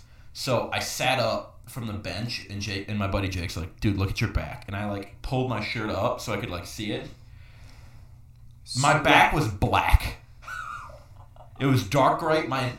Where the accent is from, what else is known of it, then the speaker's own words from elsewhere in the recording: Chicago, Illinois, United States; It says Windy City because I'm from Chicago.